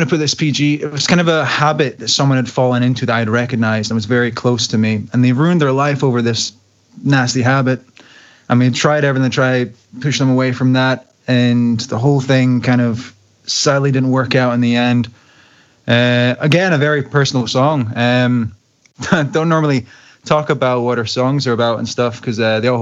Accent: Glasgow, Scotland, United Kingdom; my hometown, Glasgow

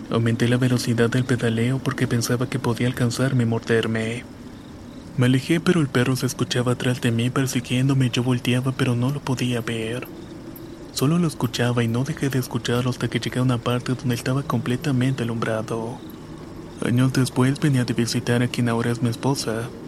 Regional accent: State of Mexico, Mexico; Soy del Estado de México, de un pueblito muy católico lleno de cerros, barrancas, milpas y todo.

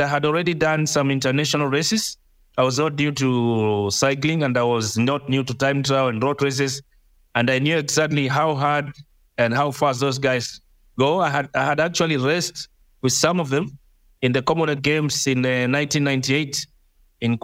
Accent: Mombasa, Mombasa County, Kenya; I grew up in Mombasa

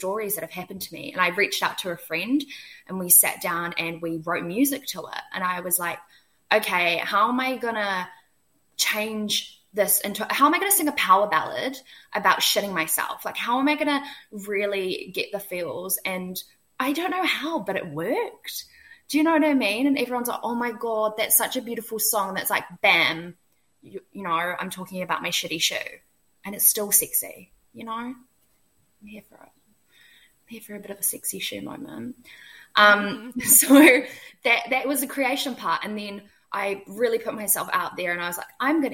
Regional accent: New Zealand

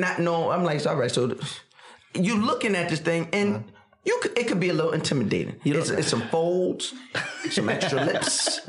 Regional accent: New York, United States; I'm from New York.

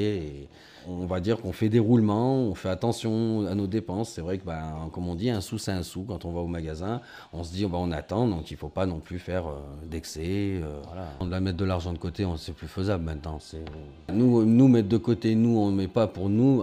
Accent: France; Nous, en tant que Français

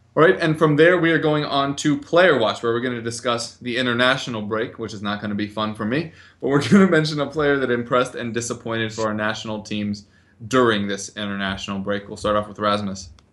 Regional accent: United States; I'm American

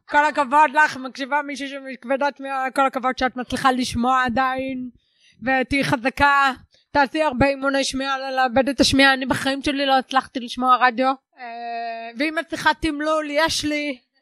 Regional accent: the Krayot, Haifa District, Israel; אני מהקריות במקור. אני ארצית.

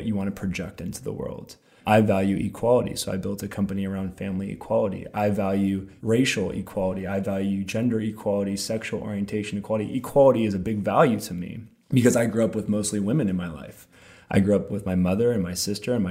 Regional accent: Alameda, California, United States; also born or lived in Oakland, California; I grew up in Alameda and eventually moved to Oakland

